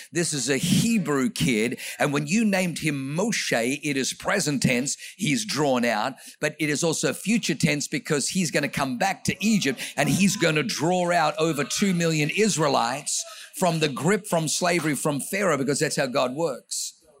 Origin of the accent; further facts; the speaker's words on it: Australia; also born or lived in Germany / New Zealand; now in United States; grew up in Australia